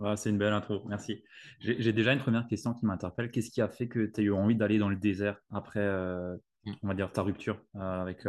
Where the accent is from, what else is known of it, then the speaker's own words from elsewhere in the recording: Alsace, Grand Est, France; je suis alsacien